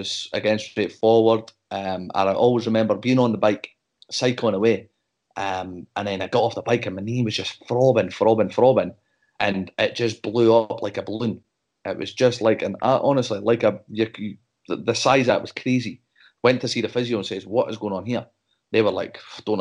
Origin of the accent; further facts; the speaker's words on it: Dundee, Scotland, United Kingdom; It's my hometown team